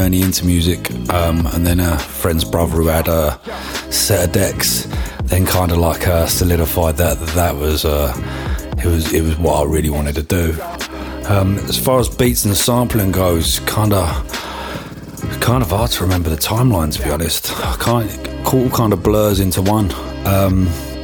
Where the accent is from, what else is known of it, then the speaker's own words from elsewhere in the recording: London, United Kingdom; I'm from London